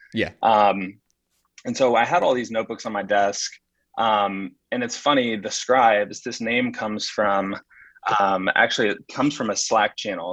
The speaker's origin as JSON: {"language": "English", "town": "Huntsville", "region": "Alabama", "country": "United States", "tie": "born or raised there", "moved": "as an adult", "lives_now": "New York, United States", "said": "so I grew up in uh, Huntsville, Alabama"}